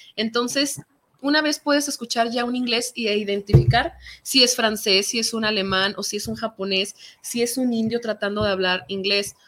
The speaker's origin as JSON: {"language": "Spanish", "country": "Mexico", "first_language": "Spanish", "said": "soy latina, porque soy mexicana"}